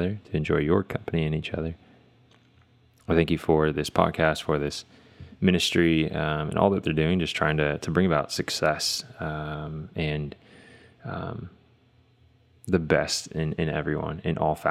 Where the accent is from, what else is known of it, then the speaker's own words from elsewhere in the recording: Houston, Texas, United States; moved away as an adult; also born or lived in Los Angeles / New Orleans / Memphis / New York City; born and raised in Houston, Texas